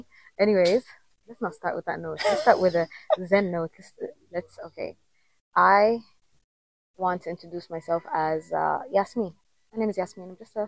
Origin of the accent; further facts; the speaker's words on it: Jeddah, Makkah Province, Saudi Arabia; first language Somali; English is a second language; moved away as an adult; also born or lived in Rabigh, Saudi Arabia / Ethiopia; now in Kenya; We moved when I was 5 years old to Jeddah City, and that's my hometown, basically.